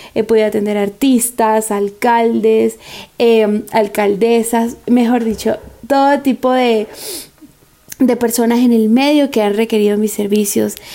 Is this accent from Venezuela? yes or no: yes; San Cristóbal, Táchira, Venezuela; moved away as an adult; now in Bogotá, Colombia; nací en San Cristóbal, Venezuela, estado Táchira, y tengo 5 años en Bogotá, Colombia